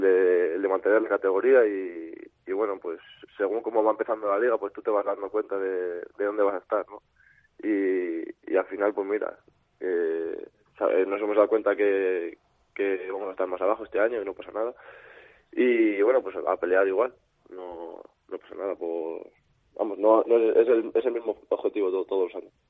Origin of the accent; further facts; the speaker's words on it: Valladolid, Castile and León, Spain; also born or lived in Salamanca; no soy, vamos, no soy de, de Valladolid de, de, nacimiento, pero como si lo fuera, soy adoptado aquí